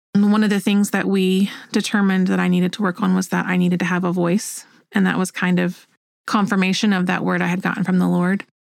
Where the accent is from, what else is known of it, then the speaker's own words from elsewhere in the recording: Oklahoma, United States; moved away as an adult; also born or lived in North Carolina / Hawaii / Alabama; I grew up here in Oklahoma.